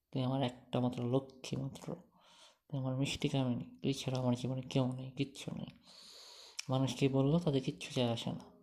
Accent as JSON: {"language": "Bangla", "town": "Munshiganj", "region": "Dhaka Division", "country": "Bangladesh", "tie": "born or raised there", "said": "ধরো যে আমার গ্রামের বাড়ি হ্যাঁ ইয়াতে মুন্সিগঞ্জে"}